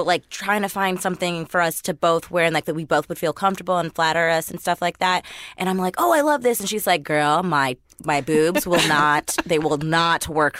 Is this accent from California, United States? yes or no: no; Michigan, United States; moved away; we're both from Michigan